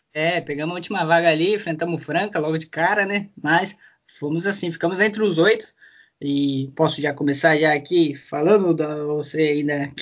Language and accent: Portuguese; São José dos Campos, São Paulo, Brazil; Voltei para minha cidade natal, São José